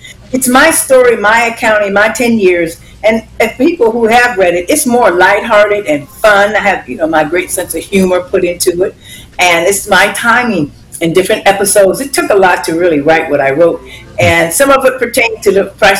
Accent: Girard, Ohio, United States; moved away; I just finished it in Ohio at my home state, Girard, Youngstown.

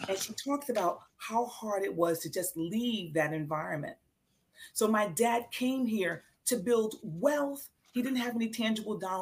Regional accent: New York City, New York, United States; I was born in a housing project in Queens, New York, and I grew up in Section 8 housing

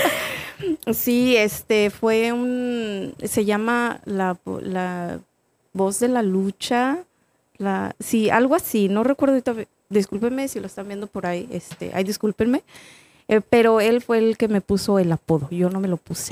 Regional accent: Salinas, San Luis Potosí, Mexico; now in Atlanta, United States; yo soy de un... Ahorita ya está un poquito más este, avanzado, pero es un pueblo literal de, San Luis Potosí

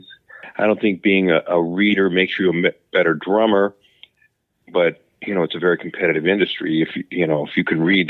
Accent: Canton, Ohio, United States; I'm originally from Canton, Ohio

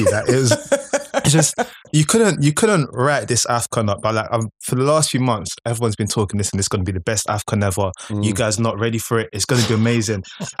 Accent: Nigeria; I'm a Nigerian

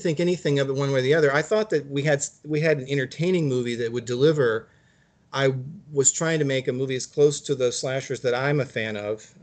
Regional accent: Virginia, United States; now in California, United States; I'm from Virginia originally

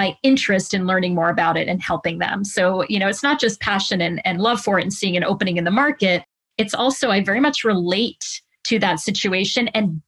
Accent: Connecticut, United States; also born or lived in New York metro area; I was from Connecticut

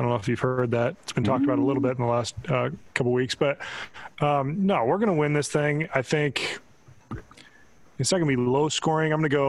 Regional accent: Indianola, Iowa, United States; I'm from Indianola.

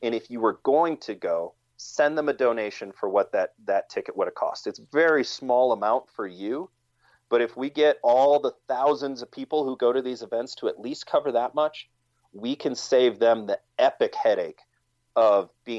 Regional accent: Wisconsin, United States; He was from my home state of Wisconsin.

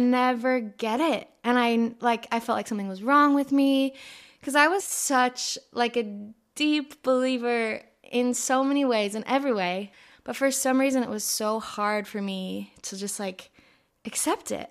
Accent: Escondido, California, United States; also born or lived in Hawaii; I grew up in San Diego, specifically Escondido.

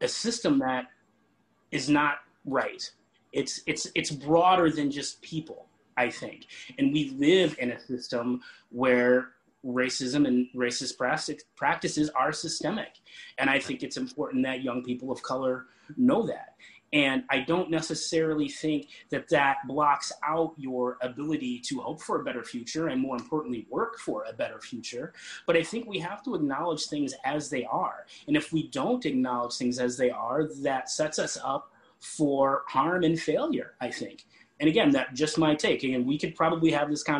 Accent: Springfield, Illinois, United States; moved away as an adult; also born or lived in Carbondale, Illinois; now in Minneapolis, United States; I was born and raised in Springfield, Illinois.

